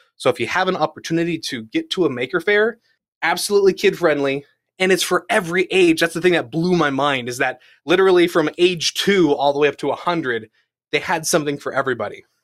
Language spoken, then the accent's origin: English; United States; growing up in the California, Nevada area, so, like, Palm Springs